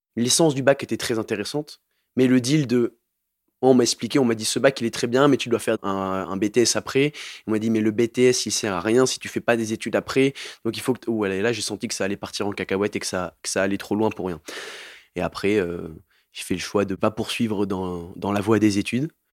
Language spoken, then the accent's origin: French; Montpellier, Occitania, France; je viens de Montpellier